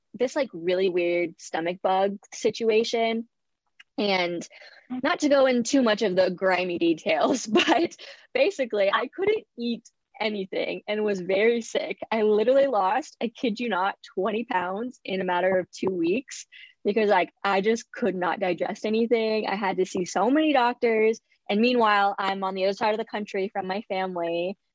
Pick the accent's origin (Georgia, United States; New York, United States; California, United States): California, United States; Bay Area; I was born and raised in the Bay Area in California.